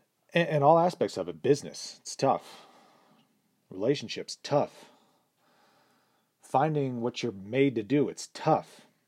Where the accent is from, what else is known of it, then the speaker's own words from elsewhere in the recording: Austria; now in United States; It is true that I grew up in Austria without plumbing. It is true that I moved to America alone with just a gym bag.